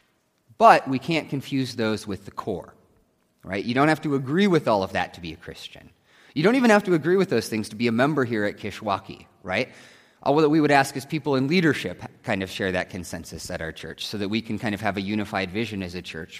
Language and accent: English; Nebraska, United States; growing up in Nebraska with the Cornhuskers